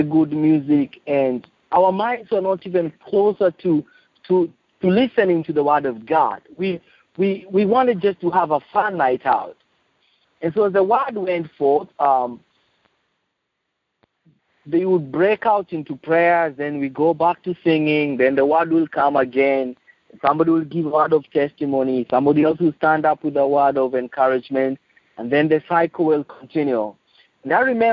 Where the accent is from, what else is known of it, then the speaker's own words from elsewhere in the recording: Nairobi, Kenya; I'm from Nairobi, Kenya. I was born in Nairobi, Kenya 39 years ago